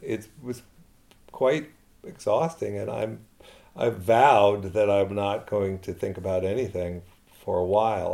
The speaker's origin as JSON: {"language": "English", "town": "Baltimore", "region": "Maryland", "country": "United States", "tie": "born or raised there", "also_born_or_lived": "Eastern United States", "moved": "yes", "said": "I'm not from Montana. Born in Baltimore, grew up in the East."}